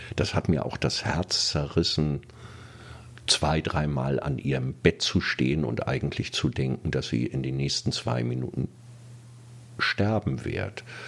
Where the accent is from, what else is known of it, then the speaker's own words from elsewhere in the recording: Kiel, Schleswig-Holstein, Germany; now in Berlin, Germany; hatte meinen Heimatort verglichen mit dieser Großstadt. Und es gab doch einige Sachen, die mir nicht gefallen hatten in Kiel